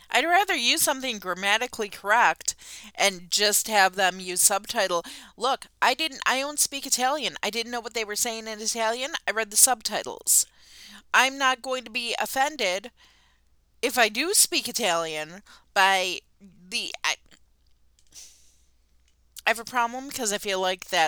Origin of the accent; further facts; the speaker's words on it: Niagara Falls, Ontario, Canada; Listen, if I travel abroad, where are you from? Niagara Falls, Canada.